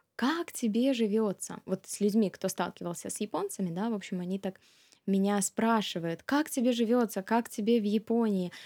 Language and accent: Russian; Minsk, Belarus; moved away as an adult; also born or lived in Russia; now in Japan; с 96 года по 2008 год а, я вместе с семьей а, жила в Минске